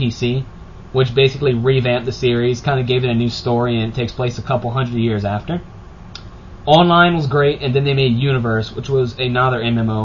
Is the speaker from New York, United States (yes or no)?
no; Cajun, Louisiana, United States; I'm Cajun